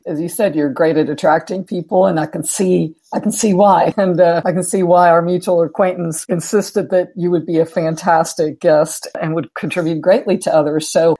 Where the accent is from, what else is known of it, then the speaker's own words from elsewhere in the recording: Mexico; also born or lived in Netherlands; now in Houston, United States; my parents are from the Netherlands. I was born in Mexico, and now I'm an American. Used to be resident, now citizen.